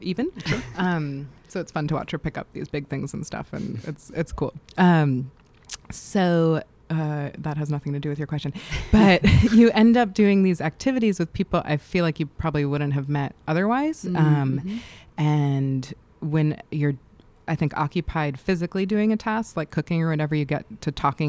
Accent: New York City, New York, United States; moved away as an adult; I grew up in New York City.

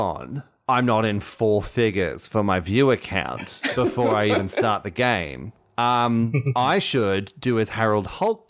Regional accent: Australia; And we named a swimming pool after him because we are Australian.

